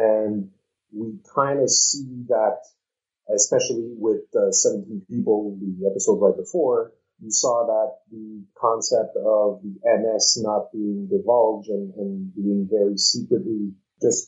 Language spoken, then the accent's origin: English; Canada; I, being Canadian